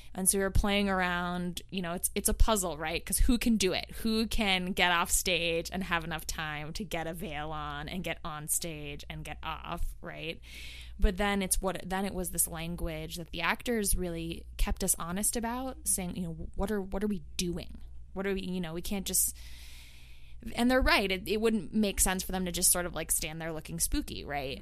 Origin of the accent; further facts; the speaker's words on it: the Bay Area, California, United States; moved away as an adult; now in New York, United States; I'm from the Bay Area originally. I uh, moved to New York about a decade ago